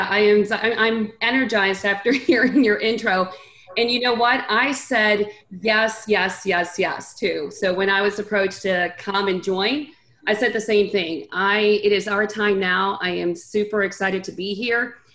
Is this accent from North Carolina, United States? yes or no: yes; North Carolina, United States; English is a second language; also born or lived in Santiago, Chile; And so we moved from Santiago, the capital of Chile, to now the South in North Carolina. And that's very different than the North Carolina we know today. And I grew up um, here in the States. I did not speak a word of English.